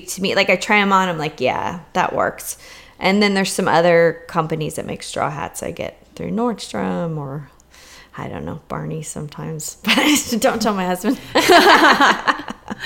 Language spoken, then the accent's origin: English; California, United States; growing up in California